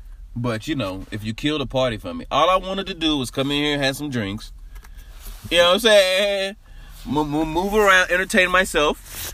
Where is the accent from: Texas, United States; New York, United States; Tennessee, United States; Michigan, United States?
Tennessee, United States; Nashville; I grew up in Nashville